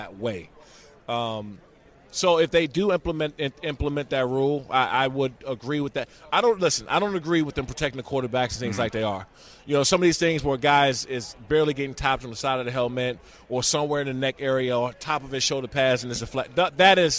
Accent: Prince George's County, Maryland, United States; I'm from Prince George's County, mm-hmm. Maryland

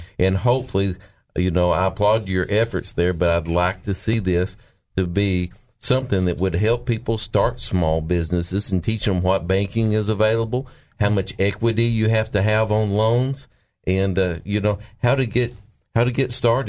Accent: Mountain View, Arkansas, United States; I'm from the small town that Missy Irvin represents. I'm from Mountain View, Arkansas. And I left a small town with everything I had in the front seat of my truck.

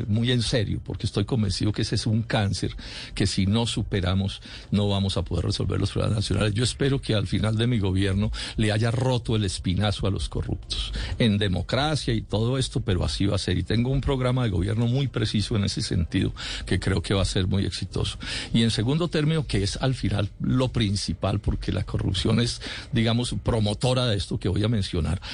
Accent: Colombia; soy colombiano

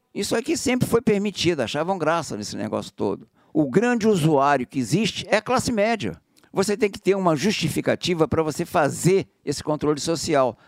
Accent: Rio de Janeiro, Brazil; Eu fui criado na Zona Sul

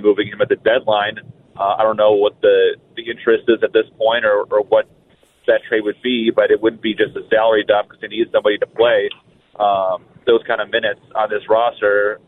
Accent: Michigan outside Detroit, United States; moved away as an adult; also born or lived in Tampa, Florida; now in Minnesota, United States; I came from Tampa the last 16 years, but I grew up in Michigan outside Detroit

